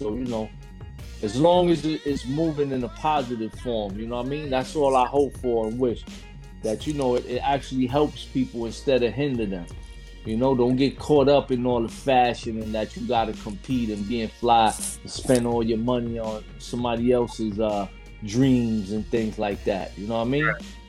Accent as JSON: {"language": "English", "town": "Miami", "region": "Florida", "country": "United States", "said": "I came from Florida as well, man. I came from Miami too."}